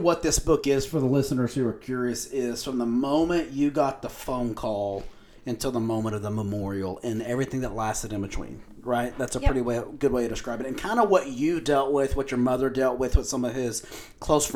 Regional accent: Lubbock, Texas, United States; also born or lived in New Mexico; I'm from Lubbock. I've been in Lubbock my whole life.

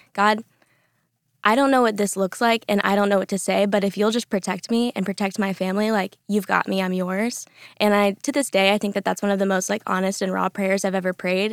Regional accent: the Panhandle of Florida, United States; moved away as an adult; also born or lived in Orlando, Florida; now in Dallas, United States; I am from the Panhandle of Florida

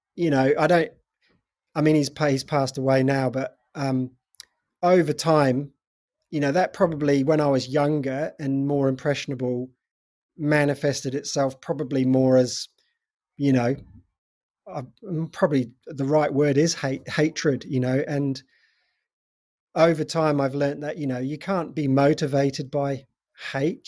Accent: England, United Kingdom; moved away as an adult; also born or lived in North Devon; now in New Zealand; I'm originally from England, from, in the U K. Um, I've been in New Zealand for twenty-five years now.

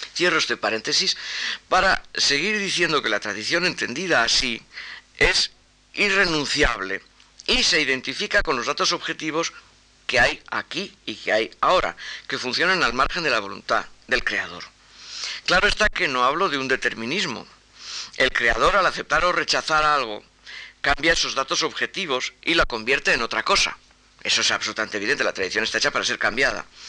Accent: Spain; first language Spanish; yo soy español

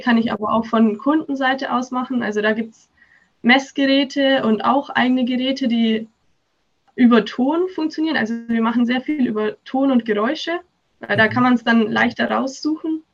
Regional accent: Augsburg, Bavaria, Germany; Ich komme aus Augsburg

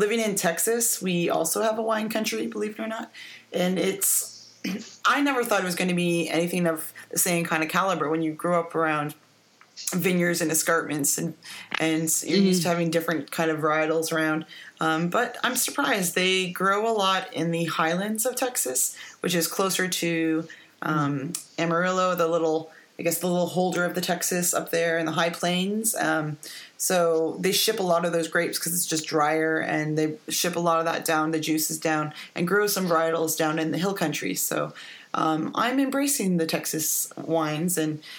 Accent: Niagara-on-the-Lake, Ontario, Canada; I grew up in the Niagara on the Lake, Niagara Falls area

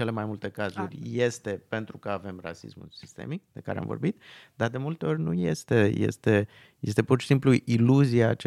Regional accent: Transylvania, Romania; Și da, da, eu, uh, eu sunt din Transilvania, noi n-am avut robi.

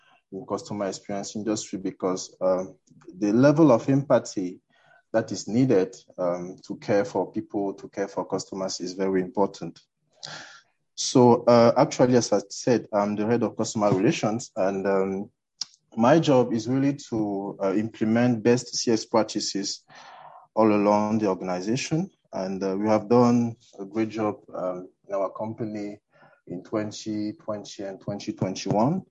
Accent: Cameroon; I'm from Cameroon.

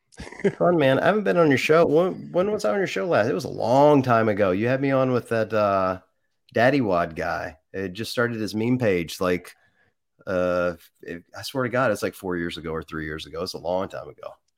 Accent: Mississippi, United States; I grew up in Mississippi

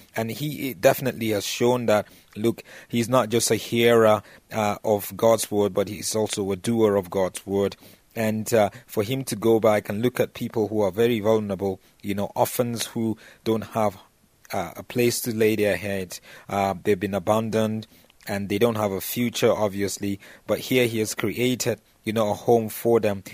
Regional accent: Jos, Plateau, Nigeria; the team from my hometown in just Nigeria, Plateau United

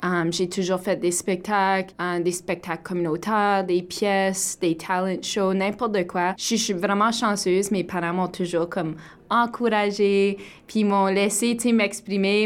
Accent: northern Ontario, Canada; j'ai grandi au nord de l'Ontario, donc je suis fière franco-ontarienne et aussi Abenaki

